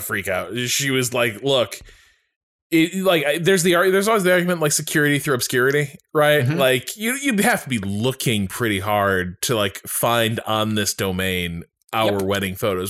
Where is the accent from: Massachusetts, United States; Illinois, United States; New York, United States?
Massachusetts, United States; Boston; I'm from Boston, and I'm like I'm deep in like the greater Boston area